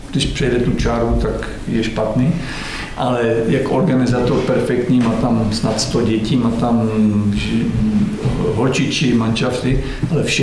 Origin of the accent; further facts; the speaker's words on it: Czechia; Já jsem z Kvinkovic, bydlím tam teď pořád